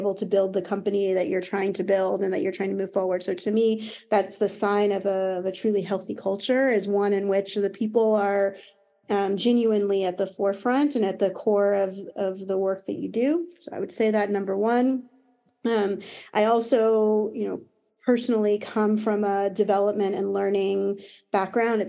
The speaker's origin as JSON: {"language": "English", "country": "United States", "accent": "American", "moved": "yes", "lives_now": "Paris, France", "said": "As you can probably hear from my accent, I'm American. I do live in Paris"}